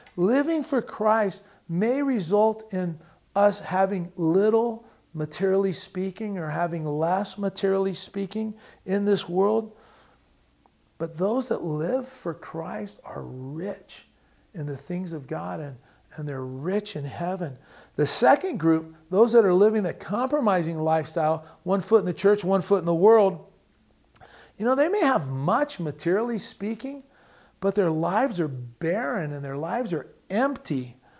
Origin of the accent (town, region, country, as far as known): United States